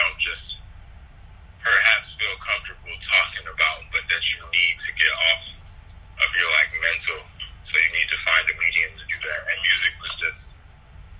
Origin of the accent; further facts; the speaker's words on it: Detroit, Michigan, United States; I'm from Detroit, Michigan, the East Side specifically, Somerset and Linville more specifically than